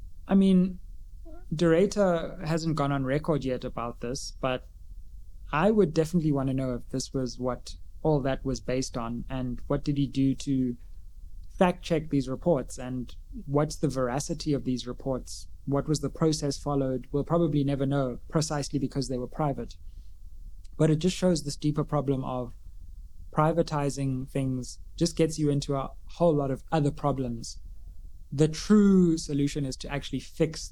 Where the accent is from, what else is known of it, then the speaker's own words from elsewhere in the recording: South Africa; as South African citizens